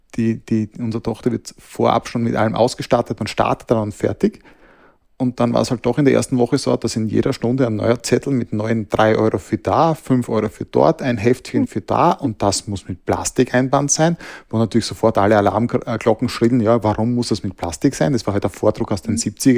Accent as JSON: {"language": "German", "country": "Austria", "said": "bei uns in Österreich"}